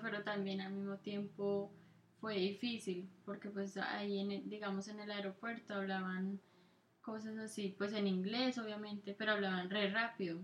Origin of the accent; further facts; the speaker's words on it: Colombia; accent: Colombian mixed with Italian; moved away as an adult; also born or lived in Italy; now in United States; mi acento todavía es colombiano, es como un mix entre colombiano y italiano